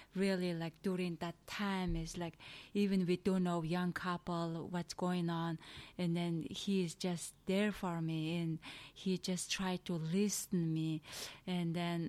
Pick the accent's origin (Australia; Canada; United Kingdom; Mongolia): Mongolia; English is a second language; moved away as an adult; now in United States; I'm from Asia, in Eastern.